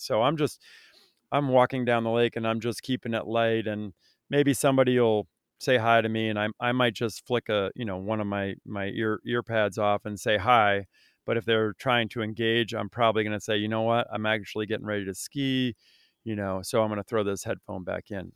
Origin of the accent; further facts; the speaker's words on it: Vermont, United States; I grew up in Vermont